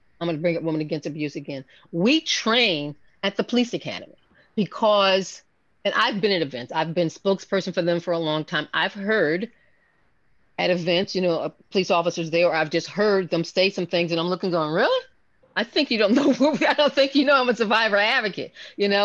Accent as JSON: {"language": "English", "town": "Philadelphia", "region": "Pennsylvania", "country": "United States", "tie": "born or raised there", "said": "I was born and raised in Philadelphia."}